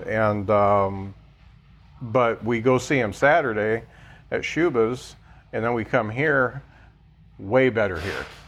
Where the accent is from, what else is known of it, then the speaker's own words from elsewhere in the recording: Lakeville, Indiana, United States; I grew up in the Midwest. I grew up in Lakeville.